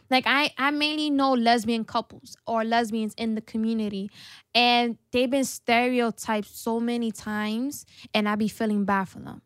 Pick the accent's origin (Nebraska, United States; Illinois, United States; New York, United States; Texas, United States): New York, United States; New York City; I'm from the Bronx